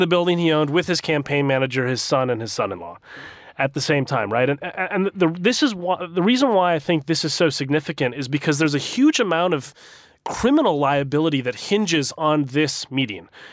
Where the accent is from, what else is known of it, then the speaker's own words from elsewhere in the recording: Minnesota, United States; my home state of Minnesota